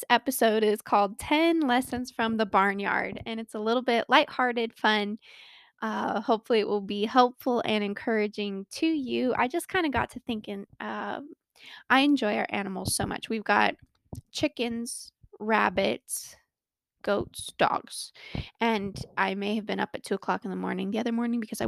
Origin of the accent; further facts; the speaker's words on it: Colorado, United States; I was born and raised in Colorado and live here with my wonderful husband of 6 years